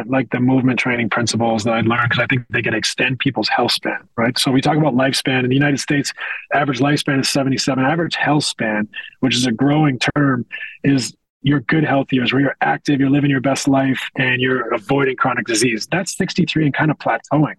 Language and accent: English; west coast of Canada, Canada; I'm a kid from the West Coast of Canada.